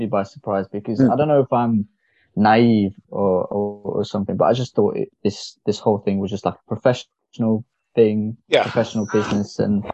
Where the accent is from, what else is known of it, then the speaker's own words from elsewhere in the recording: Mumbai, Maharashtra, India; moved away; I was born in Mumbai. I come from the gullies, as we call it, the streets.